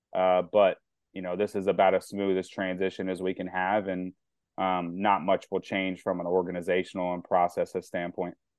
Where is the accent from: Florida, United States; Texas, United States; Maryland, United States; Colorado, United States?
Maryland, United States; New Carrollton; growing up in New Carrollton and stuff, Maryland, I've been a lifelong fan